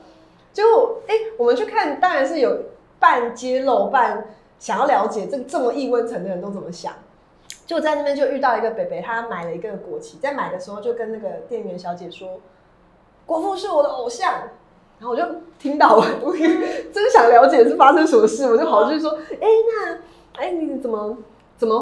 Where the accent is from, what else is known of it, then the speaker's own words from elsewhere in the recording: Taiwan; 全台湾都是台派啦，怎么会不是台派啊？我们就是台湾人